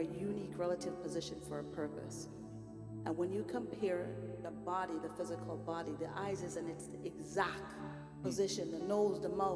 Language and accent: English; Jamaica; moved away; We have a saying back home. I'm Jamaican